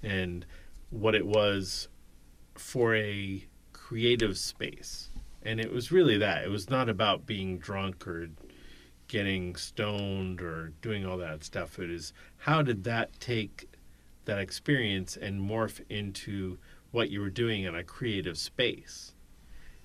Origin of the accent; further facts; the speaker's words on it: United States; moved away; also born or lived in Long Island; I grew up in New York, New Jersey